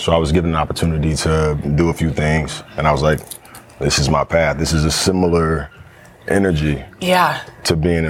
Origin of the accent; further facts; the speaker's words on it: Dallas, Texas, United States; also born or lived in Austin; I grew up in Dallas.